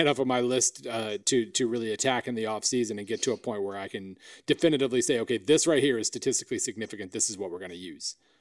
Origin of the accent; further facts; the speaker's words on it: Oklahoma, United States; I'm from Oklahoma.